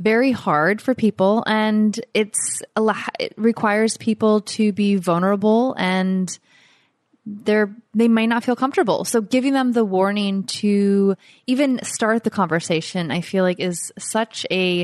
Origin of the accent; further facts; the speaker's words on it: Florida, United States; now in Costa Rica; our Florida winters were like 60